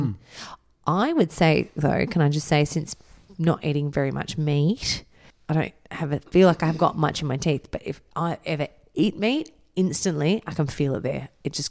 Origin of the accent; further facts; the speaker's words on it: England, United Kingdom; I think that's an English thing because I'm English.